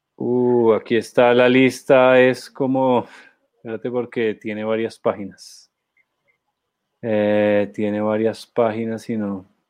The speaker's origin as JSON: {"language": "Spanish", "country": "Colombia", "said": "nosotros como colombianos"}